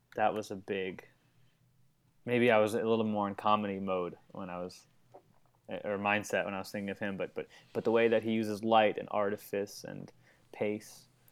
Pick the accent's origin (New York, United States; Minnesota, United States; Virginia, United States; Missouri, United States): New York, United States; Long Island; moved away as an adult; now in Los Angeles, United States; New York, Long Island, where I grew up